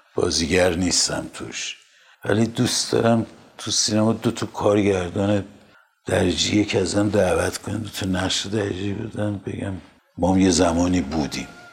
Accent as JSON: {"language": "Persian", "country": "Iran", "said": "منم به عنوان یک ایرانی"}